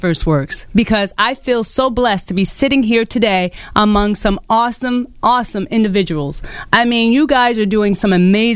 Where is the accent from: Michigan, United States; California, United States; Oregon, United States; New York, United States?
New York, United States; New York City; Growing up in Bushwick, Brooklyn, I didn't have much